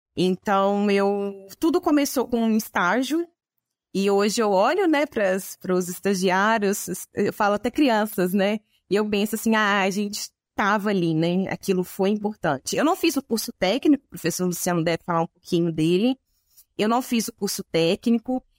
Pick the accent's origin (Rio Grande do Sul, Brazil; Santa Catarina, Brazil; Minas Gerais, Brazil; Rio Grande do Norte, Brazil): Minas Gerais, Brazil; a town in the interior of; eu sou de uma cidade do interior de Minas Gerais, era pertinho de Viçosa